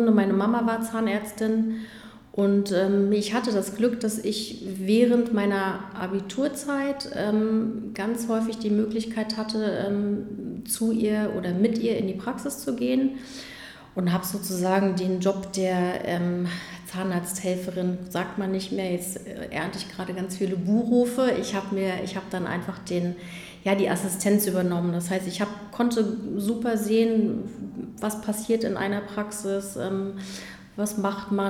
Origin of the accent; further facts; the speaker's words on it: Magdeburg, Saxony-Anhalt, Germany; also born or lived in Berlin; Genau, aufge, aufgewachsen bin ich in Magdeburg.